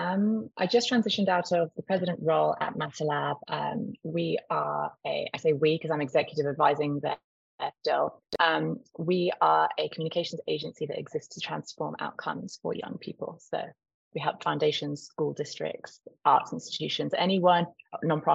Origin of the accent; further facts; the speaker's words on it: Cornwall, South West England, United Kingdom; also born or lived in Texas; I'm from Cornwall, where you just don't make a living if you don't work in hospitality